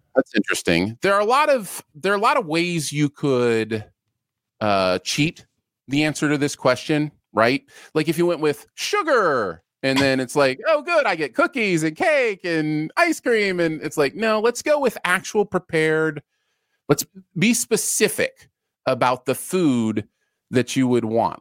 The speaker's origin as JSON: {"language": "English", "region": "Michigan", "country": "United States", "tie": "born or raised there", "also_born_or_lived": "Ohio", "said": "I grew up a lot in Michigan, um, and lived a lot in Michigan"}